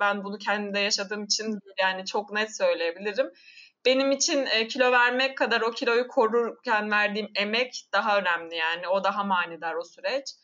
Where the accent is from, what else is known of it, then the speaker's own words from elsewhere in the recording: Amasya, Turkey; moved away as an adult; also born or lived in Kocaeli / England; Samsun'da doğmadım Amasya'da doğdum ama anne babam Samsunlu. Samsun'da Hı. oturuyorlar onlar ve ben Samsun'da büyümedim yine Amasya'da büyüdüm.